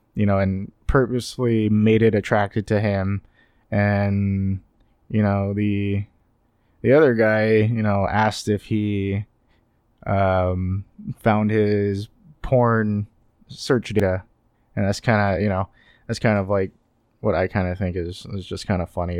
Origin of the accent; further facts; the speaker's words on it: Sacramento, California, United States; I am from the Sacramento area.